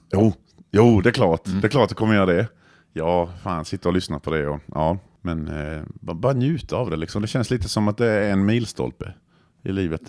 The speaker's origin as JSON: {"language": "Swedish", "country": "Croatia", "second_language": "Swedish", "moved": "yes", "lives_now": "Växjö, Sweden", "said": "jag kommer från Kroatien i grund och botten."}